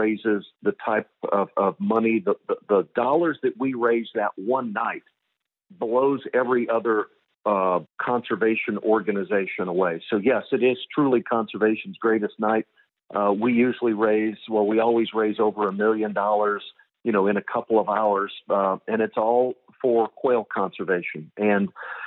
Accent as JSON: {"language": "English", "town": "Collinsville", "region": "Illinois", "country": "United States", "tie": "born or raised there", "moved": "as an adult", "lives_now": "Dallas, United States", "said": "born and raised in Collinsville, Illinois"}